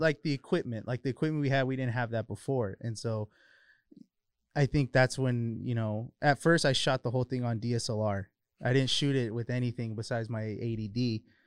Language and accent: English; Highland, California, United States; I'm actually from Highland. A lot of people think I'm from San Bernardino, but I'm actually not